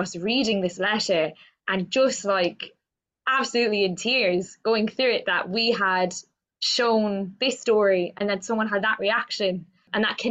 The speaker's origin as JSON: {"language": "English", "town": "Cork", "region": "Munster", "country": "Ireland", "tie": "born or raised there", "said": "I grew up in Cork in Ireland."}